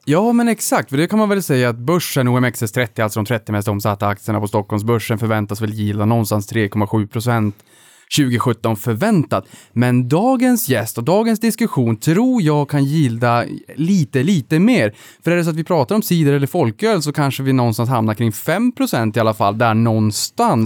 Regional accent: Norrland, Sweden; som norrlänning

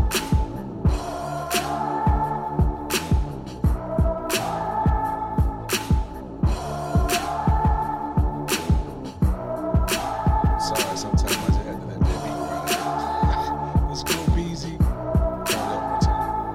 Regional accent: Tuscaloosa, Alabama, United States; accent: southern

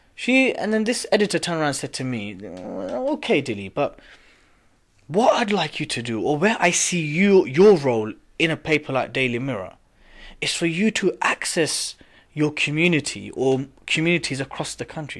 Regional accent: United Kingdom; I was born here. I'm as British as you, sir

